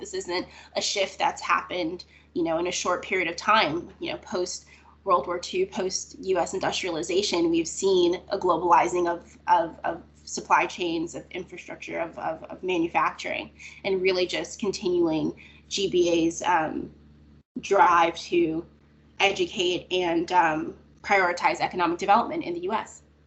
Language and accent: English; Florida, United States; I grew up in Florida